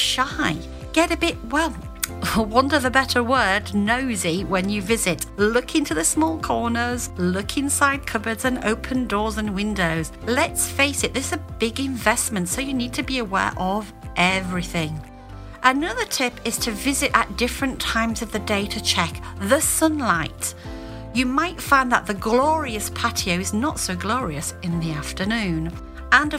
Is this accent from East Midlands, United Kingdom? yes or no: no; Hull, Yorkshire and the Humber, United Kingdom; moved away as an adult; now in France; as a small child growing up in Hull, Yorkshire in the early 70s